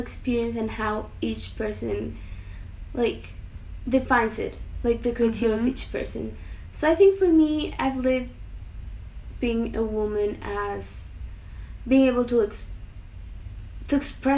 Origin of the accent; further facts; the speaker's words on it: Mexico; I'm from Mexico.